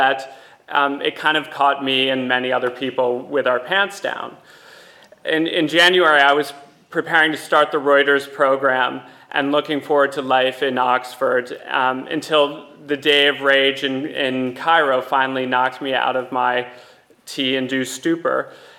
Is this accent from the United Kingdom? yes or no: no; Lebanon; My coverage of another war, the Israeli 2006 invasion of my home country, Lebanon, helped me eventually get a staff job